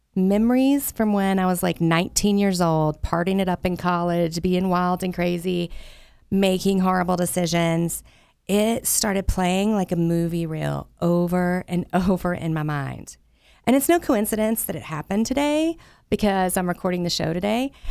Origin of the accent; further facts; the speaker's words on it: the South, United States; I grew up in the Southern Baptist Church down in the South where I'm from.